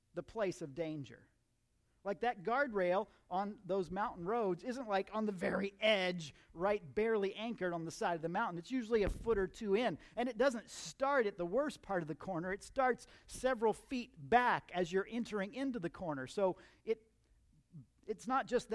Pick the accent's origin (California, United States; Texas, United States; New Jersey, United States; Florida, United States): Florida, United States; Central; I grew up in Central Florida